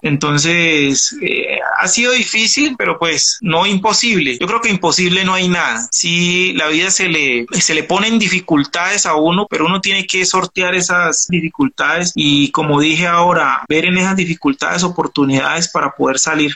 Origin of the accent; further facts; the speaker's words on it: Pacific region, Colombia; yo soy auténtico, del Pacífico, hablo como hablo